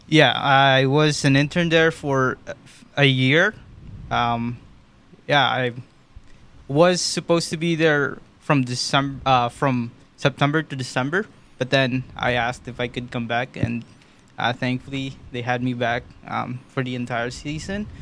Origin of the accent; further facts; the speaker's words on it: Philippines; moved away as an adult; now in Ottawa, Canada; I was born in the Philippines in 2017. I moved here